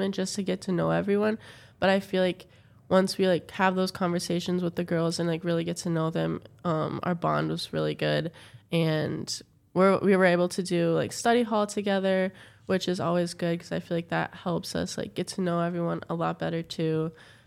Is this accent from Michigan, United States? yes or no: no; Minnesota, United States; also born or lived in Mississippi / Maryland / Missouri; I'm from Minnesota because I grew up there mostly